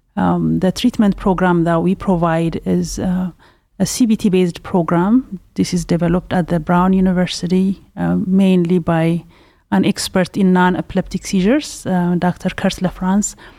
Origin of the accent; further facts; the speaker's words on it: Ethiopia; also born or lived in Pasadena, California; now in Cleveland, United States; I'm originally from Ethiopia